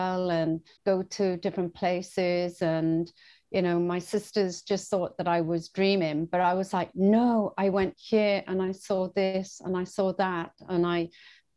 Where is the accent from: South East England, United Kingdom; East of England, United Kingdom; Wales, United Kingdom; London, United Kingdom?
Wales, United Kingdom; Bridgend; moved away as an adult; also born or lived in Swansea, Wales / Bermuda; now in Australia; move from my hometown, Bridgend, to Swansea, another town